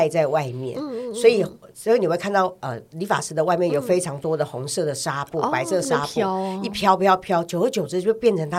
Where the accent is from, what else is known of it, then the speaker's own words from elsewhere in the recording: Taiwan; 像我们这一代六年级生，我们是读中国历史长大的，我们对于台湾史并不是很了解。